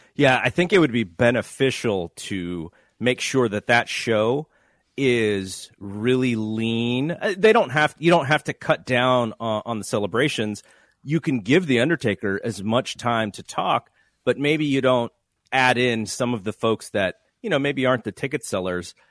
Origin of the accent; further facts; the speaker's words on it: Santa Clara, California, United States; my hometown